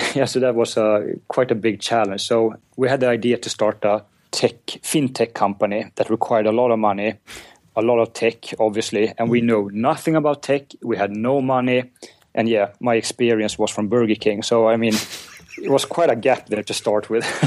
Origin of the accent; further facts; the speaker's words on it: Uppsala, Uppsala County, Sweden; I'm from Uppsala, which is uh, about an hour north of Stockholm